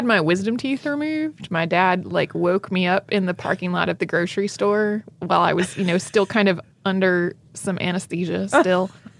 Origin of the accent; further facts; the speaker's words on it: the Bible Belt, United States; Like, you know, I grew up in the Bible Belt.